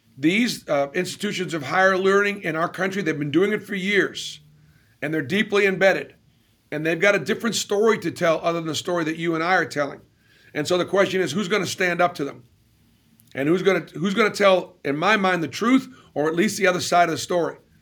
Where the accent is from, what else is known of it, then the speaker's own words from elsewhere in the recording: Boston, Massachusetts, United States; moved away; I grew up in Boston